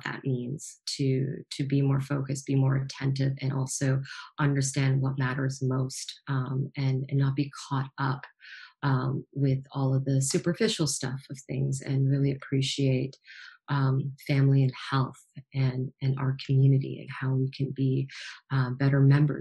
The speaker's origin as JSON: {"language": "English", "town": "Toronto", "region": "Ontario", "country": "Canada", "tie": "born or raised there", "said": "Being born and raised in Toronto"}